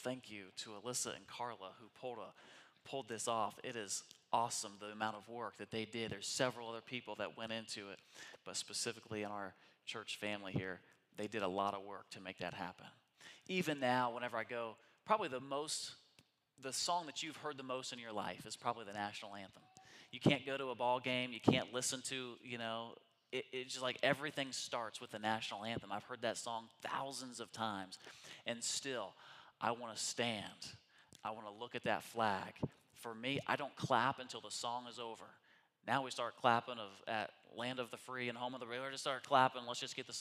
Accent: United States

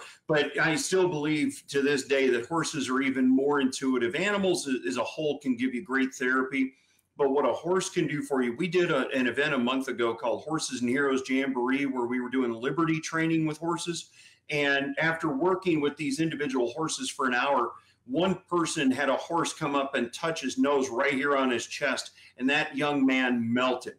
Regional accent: St. Louis, Missouri, United States; now in Florida, United States; I'm originally from St. Louis

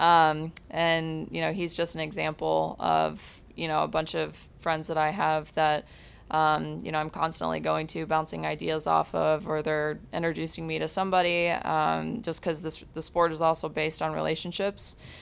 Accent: Granger, Indiana, United States; moved away as an adult; now in Fort Lauderdale, United States; I actually grew up in Granger, Indiana

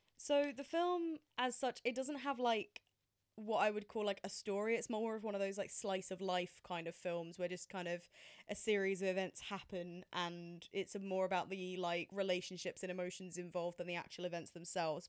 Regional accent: England, United Kingdom; as a British person

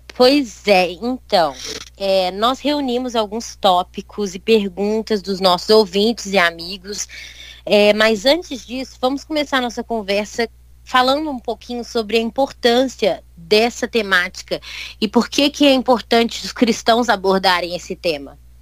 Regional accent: Belo Horizonte, Minas Gerais, Brazil; eu sou do Sudeste, né? Então eu, eu sou de BH, em Minas Gerais.

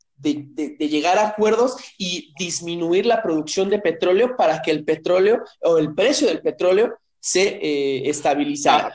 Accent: Ecatepec de Morelos, State of Mexico, Mexico; moved away; de donde yo vengo, el bonito municipio de Catepec de Morelos

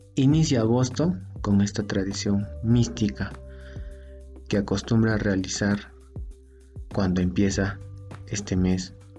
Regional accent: Juliaca, Puno, Peru; mi ciudad natal, Juliaca, ciudad de los vientos

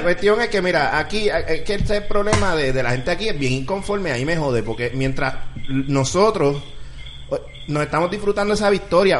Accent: Puerto Rico; como puertorriqueño

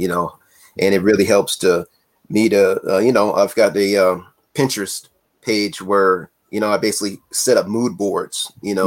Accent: California, United States; I grew up in California

